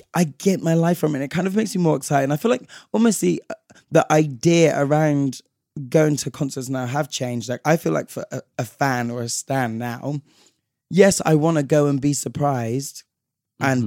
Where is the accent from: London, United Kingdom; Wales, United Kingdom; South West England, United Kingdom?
London, United Kingdom; we're from London